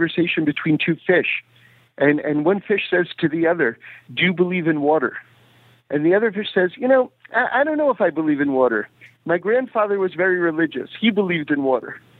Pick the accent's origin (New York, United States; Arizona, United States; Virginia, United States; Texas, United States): New York, United States; New York City; I grew up in New York City